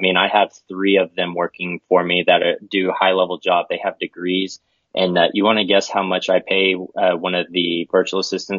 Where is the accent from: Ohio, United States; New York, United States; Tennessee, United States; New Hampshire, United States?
New Hampshire, United States; born there; I get to be that huge Boston fanatic because I was born in New Hampshire.